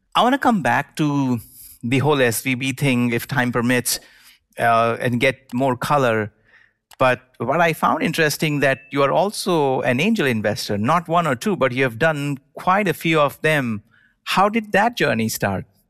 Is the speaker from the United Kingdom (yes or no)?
no; India; now in United States; I grew up in India and then moved to the United States